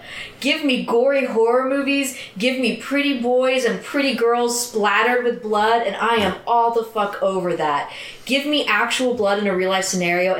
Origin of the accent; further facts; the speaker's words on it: Tulsa, Oklahoma, United States; I grew up in Tulsa, so it was pretty big.